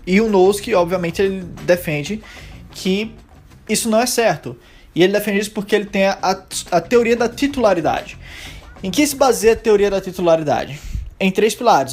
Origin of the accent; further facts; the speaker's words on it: Brazil; eu que nasci no Brasil